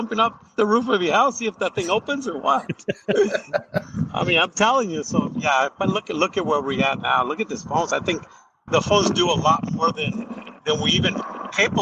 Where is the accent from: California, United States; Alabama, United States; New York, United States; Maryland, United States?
California, United States; moved away as an adult; now in Arizona, United States; I was raised in California and now been here for like 30 plus years in Arizona